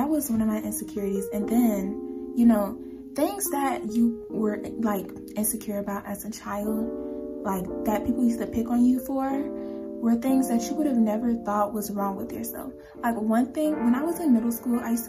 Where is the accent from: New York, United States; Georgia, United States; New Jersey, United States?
Georgia, United States; also born or lived in California; I was born in California and I came to Georgia when I cannot remember when I came to Georgia. That's how long I've been here.